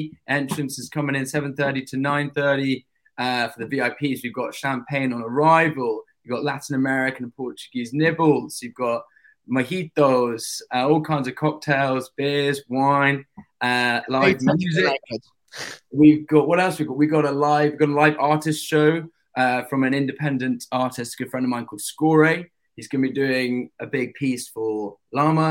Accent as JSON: {"language": "English", "region": "London", "country": "United Kingdom", "said": "London, England"}